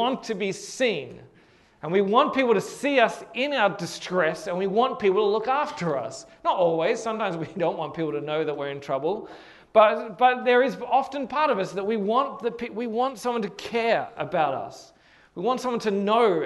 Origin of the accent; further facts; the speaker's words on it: Hornsby, New South Wales, Australia; my house where I grew up in Hornsby